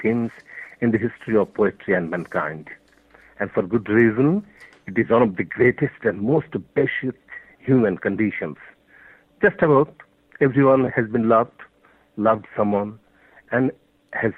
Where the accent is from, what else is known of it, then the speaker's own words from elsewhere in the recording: Bangladesh; first language Bengali; English is a second language; I'm a poet from Bangladesh, and the poems are originally written in Bangla, our mother tongue